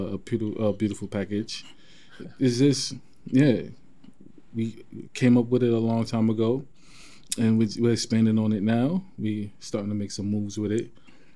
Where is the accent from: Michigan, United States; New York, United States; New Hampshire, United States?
New York, United States; New York City; I grew up in Brownsville. I grew up in Brownsville down at Prospect Place.